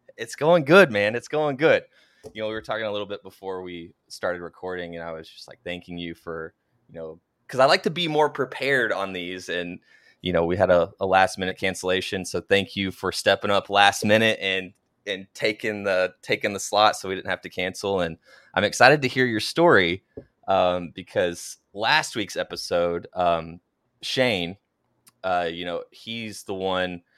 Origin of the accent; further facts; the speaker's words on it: Oklahoma, United States; moved away; Oklahoma, which is where I'm originally from.